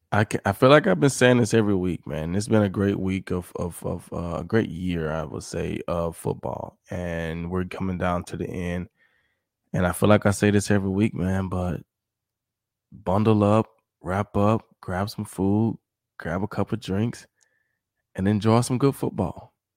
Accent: Mississippi, United States; I'm not even from New Orleans. I'm from Mississippi

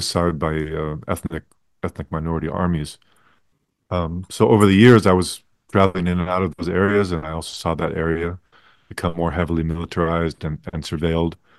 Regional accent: United States; as an American in, in, in Asia

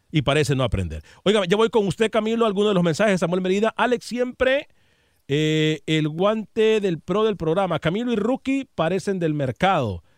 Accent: Honduras; accent: Honduran; se me salió el hondureño

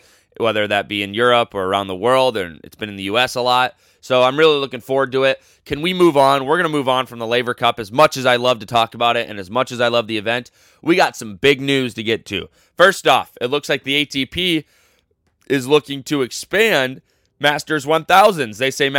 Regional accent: United States; I'm American

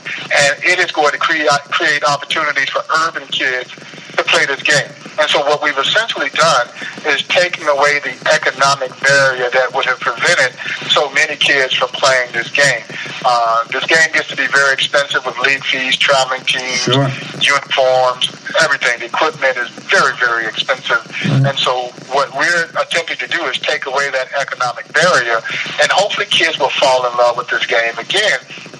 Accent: Georgia, United States; now in Kansas City, United States; And I used to think the same thing before I left Georgia to come here because I grew up on Southern-style barbecue, you know, a lot of pulled pork and those kinds of things.

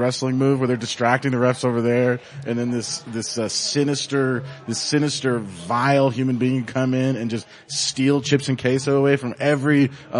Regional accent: Denver, Colorado, United States; growing up in Denver

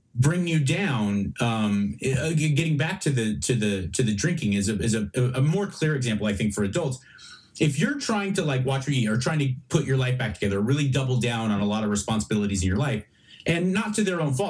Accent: Los Angeles, California, United States; moved away as an adult; now in Texas, United States; about Los Angeles and Venice because I grew up there

